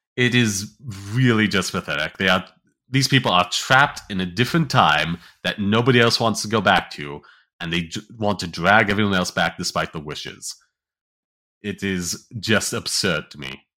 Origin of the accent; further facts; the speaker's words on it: United States; as American